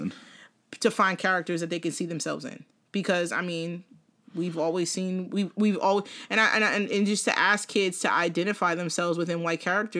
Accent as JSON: {"language": "English", "town": "South River", "region": "New Jersey", "country": "United States", "tie": "born or raised there", "said": "When I grew up in South River was a predominantly Portuguese town, okay? Portuguese and Brazilian and some black, very"}